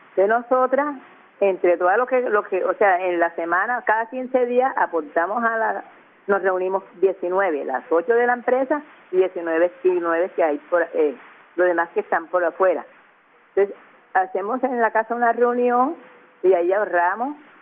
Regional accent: Cartagena, Bolívar, Colombia; yo soy de la boquilla, pero mi raza es negra

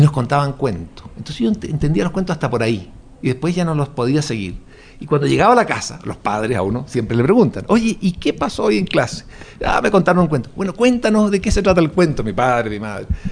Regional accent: Chile

